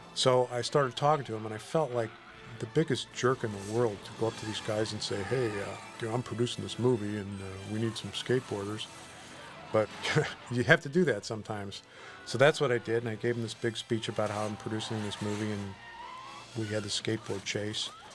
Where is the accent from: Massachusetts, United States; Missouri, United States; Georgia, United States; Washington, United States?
Missouri, United States; University City; my hometown, including, by the way, the uh, the Lions at Lions Estates, uh, the entrance to uh, University City, Missouri